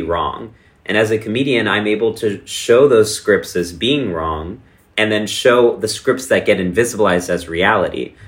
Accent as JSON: {"language": "English", "region": "Texas", "country": "United States", "tie": "born or raised there", "moved": "yes", "said": "my hometown in small town Texas"}